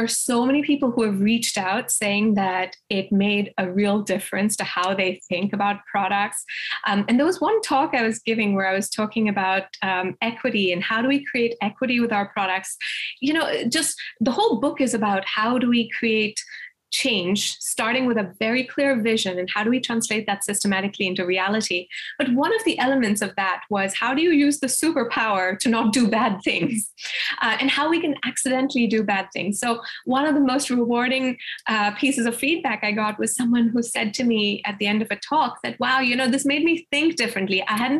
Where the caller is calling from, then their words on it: Boston, Massachusetts, United States; I'm here from Boston.